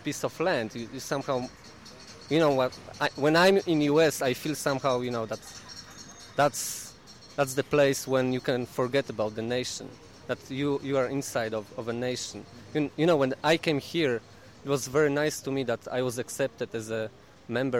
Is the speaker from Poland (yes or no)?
yes; Poland; I'm from Poland, so it's like 1,000 years of history. And somehow you don't have choice. You are a Pole. You know, you're born there.